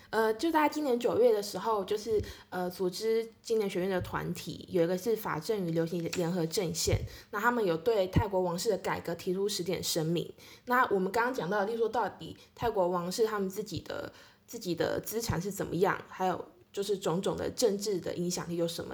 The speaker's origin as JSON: {"language": "Chinese", "country": "Taiwan", "said": "我们台湾那边"}